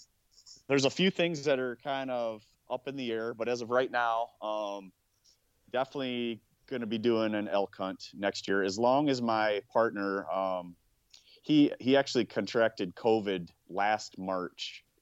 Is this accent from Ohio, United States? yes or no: yes; Ohio, United States; in my home state. Even in Ohio